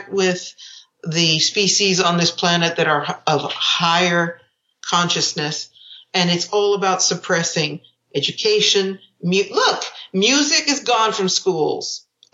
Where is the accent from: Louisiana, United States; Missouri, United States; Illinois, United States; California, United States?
California, United States; San Francisco Bay Area; I grew up in the San Francisco Bay Area with, you know, the music of the 70s